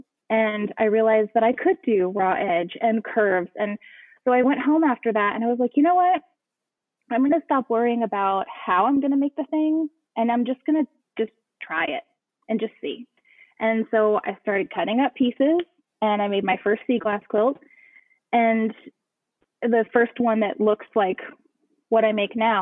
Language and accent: English; Dallas, Texas, United States; also born or lived in Galveston, Texas; now in Houston, United States; I grew up actually pretty landlocked. I grew up in Dallas